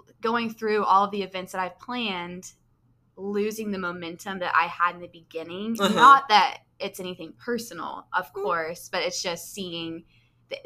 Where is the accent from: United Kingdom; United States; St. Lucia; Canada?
United States; Sherman; moved away as an adult; also born or lived in Southern California; When I moved back home after that, I found this is my hometown